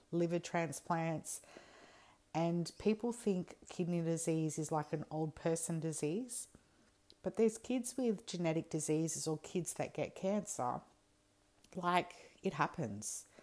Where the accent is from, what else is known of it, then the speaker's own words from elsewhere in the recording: New South Wales, Australia; also born or lived in Perth / Alice Springs; We just moved from Perth to Alice, and we are from New South Wales, so we have been flying around and all that stuff.